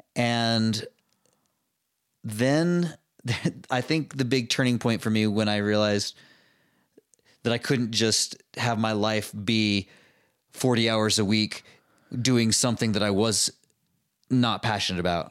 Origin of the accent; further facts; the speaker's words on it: Utah, United States; growing up in Utah, everybody moves away and goes on missions